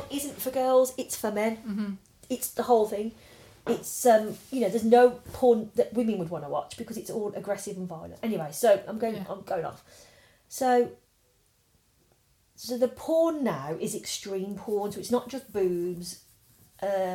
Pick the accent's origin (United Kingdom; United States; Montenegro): United Kingdom; Birmingham, West Midlands; growing up in Druid's Heath, you'd be over the back where it used to be the Bell's farmhouse